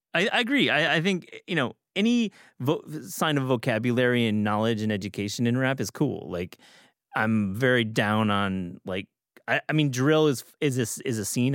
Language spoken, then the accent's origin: English; Michigan, United States; moved away; I'm from Michigan